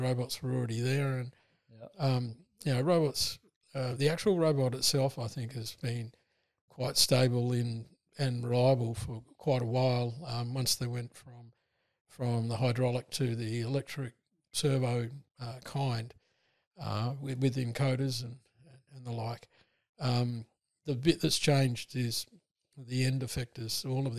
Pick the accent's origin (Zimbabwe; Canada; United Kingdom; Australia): Australia; Broken Hill, New South Wales; I was born in Broken Hill. Yeah. You can't sort of get away from mining if you're born in Broken Hill.